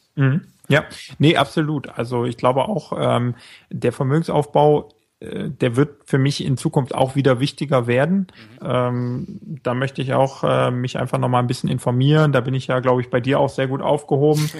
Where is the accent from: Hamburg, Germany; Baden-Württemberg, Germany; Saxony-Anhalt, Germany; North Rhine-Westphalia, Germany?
North Rhine-Westphalia, Germany; small town beyond Mönchengladbach, westernmost Germany; aus einem kleineren Ort Richtung, mehr Richtung Mönchengladbach, sogar noch hinter Mönchengladbach. Ganz an der, an der westlichsten Stelle von Deutschland